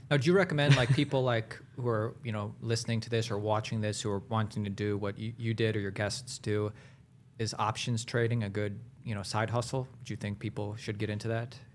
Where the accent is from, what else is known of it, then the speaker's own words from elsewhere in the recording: Ohio, United States; also born or lived in Hollywood; now in Los Angeles, United States; I'm from Ohio